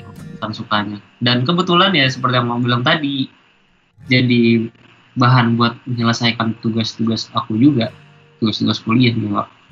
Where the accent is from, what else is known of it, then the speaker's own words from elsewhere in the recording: Bontang, East Kalimantan, Indonesia; aku dari Bontang